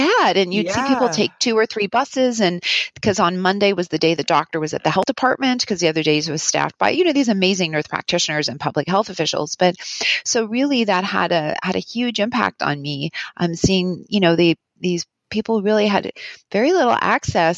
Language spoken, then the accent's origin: English; Winnipeg, Manitoba, Canada; moved away as an adult; I grew up in Winnipeg